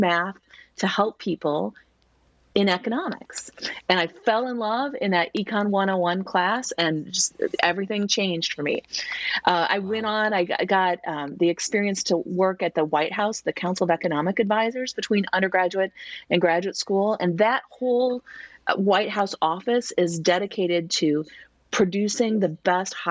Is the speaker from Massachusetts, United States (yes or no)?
no; Missouri, United States; I grew up in Missouri